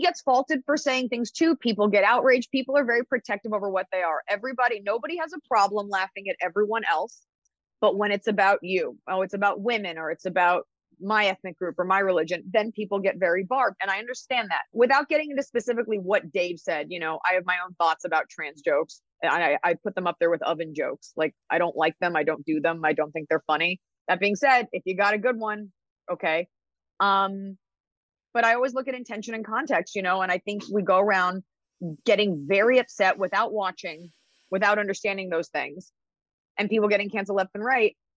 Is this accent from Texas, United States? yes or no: yes; Dallas, Texas, United States; also born or lived in New York; I was raised in Dallas, Texas